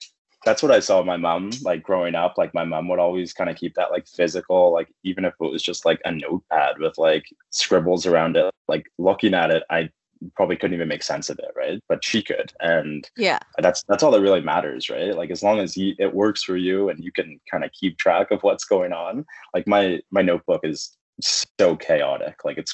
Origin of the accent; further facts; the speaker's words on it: Halifax, Nova Scotia, Canada; moved away as an adult; also born or lived in Edmonton; I'm from the East Coast. So I was born and raised in Halifax, Nova Scotia. Spent most of my life there. Ended up moving to Edmonton when I was 21